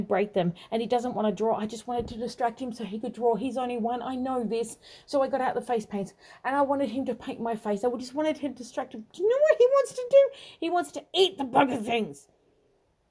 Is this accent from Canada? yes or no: no; Australia; also born or lived in Tasmania; I'm from Australia and very uniquely Australian